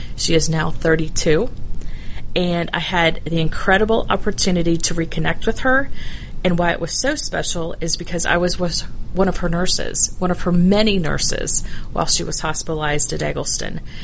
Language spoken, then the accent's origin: English; Dunwoody, Georgia, United States; also born or lived in Bloomington, Indiana; I actually grew up in Dunwoody